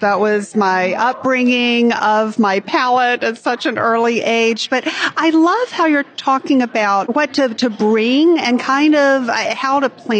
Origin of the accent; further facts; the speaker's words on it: Birmingham, Alabama, United States; I'm just realizing now that we are both from the South. Mm-hmm. So I grew up in Birmingham, Alabama